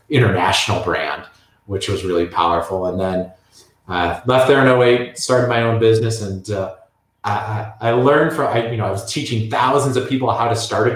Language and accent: English; Chicago, Illinois, United States; also born or lived in Indiana; I grew up in Midwest Chicago area